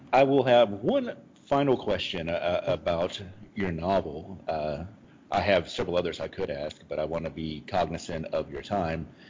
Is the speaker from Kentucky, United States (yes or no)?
yes; Kentucky, United States; moved away; I grew up in the South. I was born in Kentucky